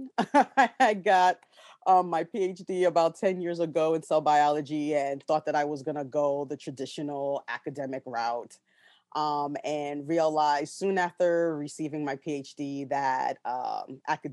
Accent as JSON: {"language": "English", "town": "New York City", "region": "New York", "country": "United States", "moved": "yes", "lives_now": "Washington, D.C., United States", "said": "I'm originally from Brooklyn, New York. I'm currently living in the DC area"}